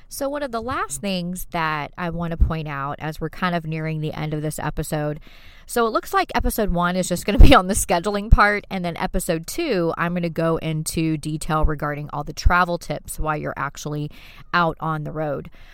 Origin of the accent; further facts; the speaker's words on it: Fayetteville, North Carolina, United States; I'm from Fayetteville, North Carolina, so we don't even have to parallel park to get our license.